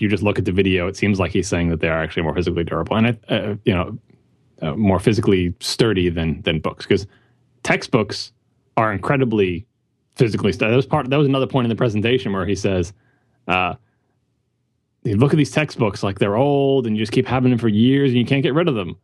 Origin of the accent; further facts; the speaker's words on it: New York City, New York, United States; I'm I'm a New Yorker